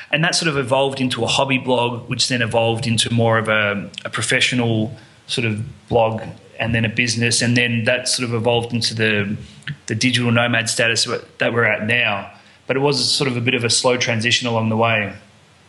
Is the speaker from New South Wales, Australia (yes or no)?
no; Melbourne, Victoria, Australia; moved away; I'm from Melbourne, Australia.